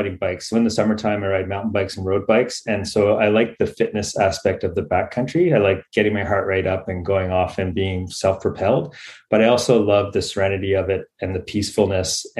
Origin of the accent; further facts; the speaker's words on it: Ontario, Canada; now in Australia; I grew up in Ontario